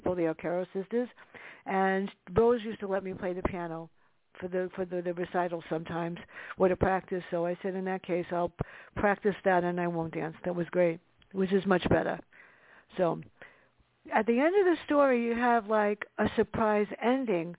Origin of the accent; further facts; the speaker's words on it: New York City, New York, United States; growing up in the Bronx